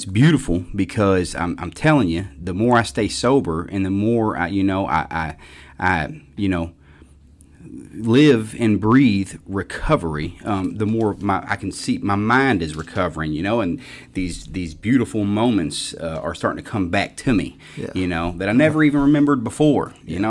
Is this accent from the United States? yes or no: yes; Louisville, Kentucky, United States; I grew up in Louisville.